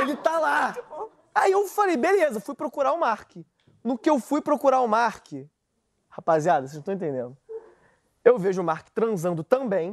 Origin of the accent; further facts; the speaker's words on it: Brazil; accent: Brazilian; O sotaque brasileiro